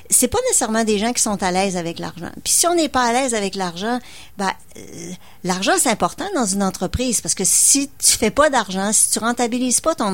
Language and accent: French; Lévis, Quebec, Canada; Et moi, je suis de Lévis, juste en face.